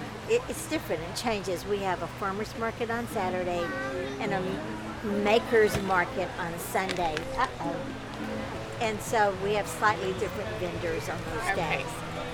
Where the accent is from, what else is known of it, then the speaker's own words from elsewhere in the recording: East Texas, United States; Of course, I'm from East Texas. It's not my real name. That's the way we do in East Texas. You go by your baby name your entire life.